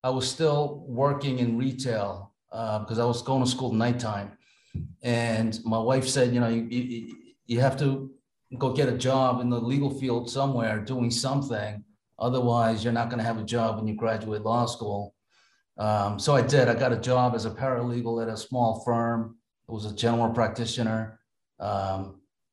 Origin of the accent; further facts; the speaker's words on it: New York, United States; now in Massachusetts, United States; I grew up in New York, in Brooklyn and Queens